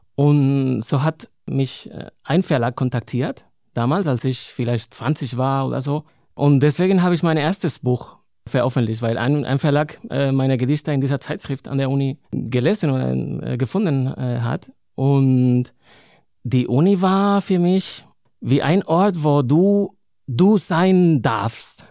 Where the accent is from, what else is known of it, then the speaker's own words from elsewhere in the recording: Madrid, Community of Madrid, Spain; first language Spanish; German is a second language; moved away as an adult; also born or lived in Cologne, Germany / Linz am Rhein, Germany; now in Bonn, Germany; in Madrid, in meiner Heimatstadt